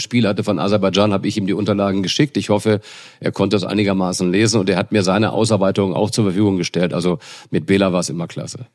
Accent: Northern Germany, Germany; als Norddeutscher

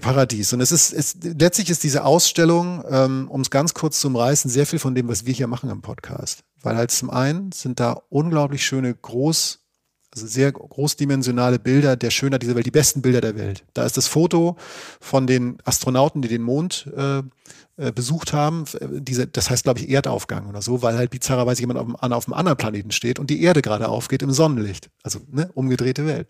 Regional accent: Northern Germany, Germany; now in Dortmund, Germany; Ich habe mich wirklich als Norddeutscher im Ruhrgebiet sofort wohlgefühlt

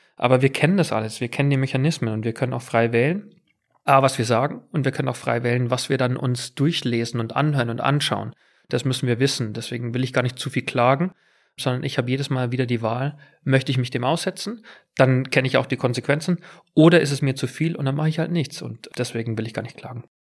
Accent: near Munich, Bavaria, Germany; born or raised there; accent: Bavarian; moved away as an adult; also born or lived in England

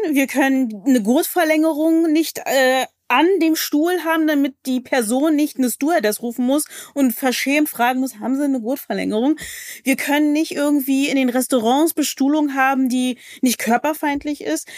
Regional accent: Berlin, Germany; ich komme aus Berlin

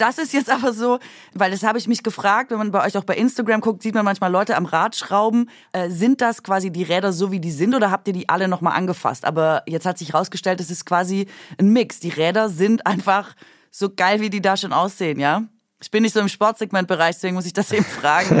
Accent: Swabia, Germany; Also ich bin Schwäbin

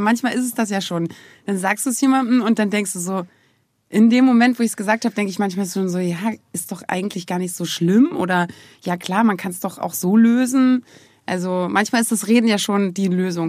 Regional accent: Germany; Ich bin ja aus der DDR

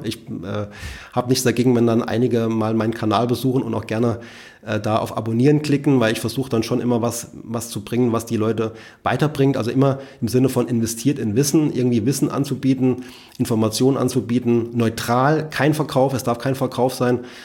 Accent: Saarland, Germany; also born or lived in Rhineland-Palatinate; Saarland ja, ist so meine Heimat, obwohl ich in, in, in Rheinland-Pfalz geboren worden bin und fühle mich sehr wohl hier

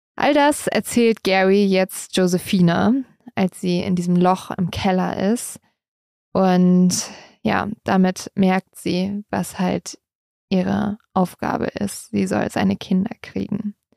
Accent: Germany; bei uns in Deutschland

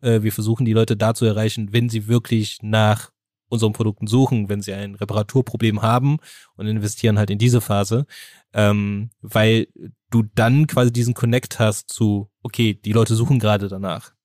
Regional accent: Germany; bei uns in Deutschland

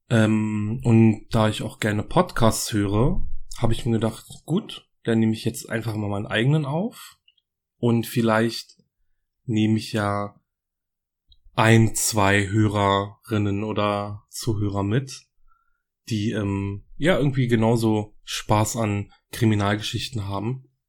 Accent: Berlin, Germany; ich komme aus Berlin.

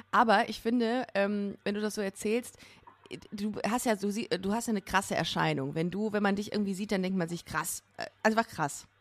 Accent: Düsseldorf, North Rhine-Westphalia, Germany; ich bin in Düsseldorf aufgewachsen

